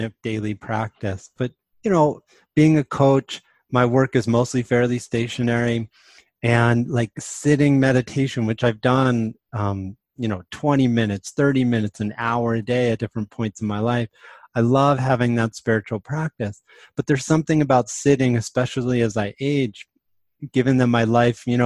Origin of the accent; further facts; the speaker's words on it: New York City, New York, United States; moved away as an adult; now in New Mexico, United States; I grew up in the East Coast. I was born in New York City, but I moved to New Mexico in 1993